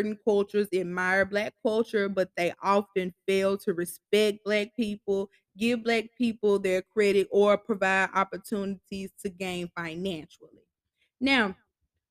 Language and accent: English; Starkville, Mississippi, United States; in Starville, in my hometown